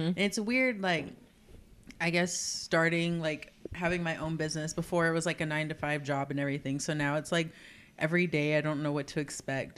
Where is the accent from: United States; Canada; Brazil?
United States; Southern California; moved away as an adult; also born or lived in Fort Worth, Texas / San Antonio, Texas; now in Corpus Christi, United States; I grew up in Southern California